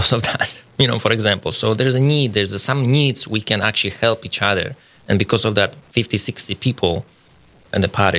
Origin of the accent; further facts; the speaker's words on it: Poland; English is a second language; moved away as an adult; also born or lived in Minnesota, United States; now in Fargo, United States; I'm Polish. I came to the United States about 16 years ago.